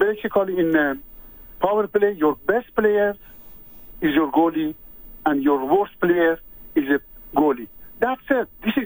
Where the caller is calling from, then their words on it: Montreal, Quebec, Canada; I'm calling from Montreal.